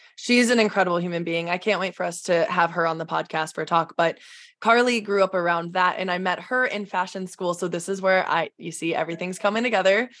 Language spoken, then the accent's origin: English; Midwest, United States; growing up in the Midwest